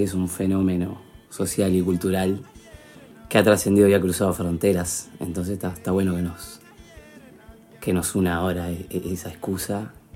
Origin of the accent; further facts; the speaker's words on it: Montevideo, Uruguay; soy uruguayo, soy montevideano